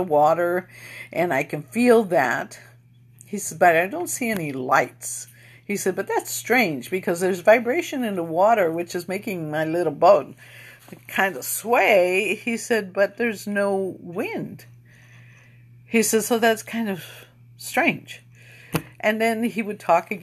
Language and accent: English; East Chicago, Indiana, United States; we're from East Chicago, Indiana, which is the west side of, northwest side